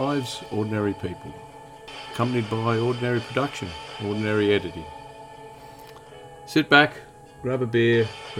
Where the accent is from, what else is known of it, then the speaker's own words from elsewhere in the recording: Albury-Wodonga, Australia; moved away; my hometown, Albury-Wodonga area